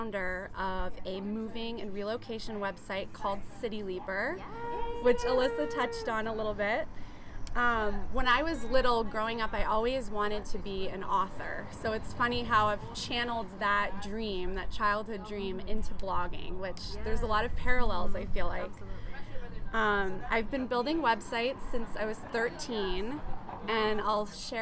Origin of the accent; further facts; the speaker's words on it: Boston, Massachusetts, United States; moved away as an adult; now in San Diego, United States; I'm originally from the Boston area. I moved to San Diego shortly after my 25th birthday